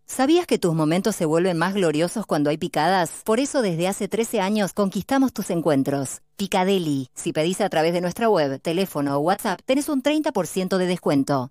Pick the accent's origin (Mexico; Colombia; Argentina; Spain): Argentina; also born or lived in São Paulo, Brazil; now in Uruguay; como argentinos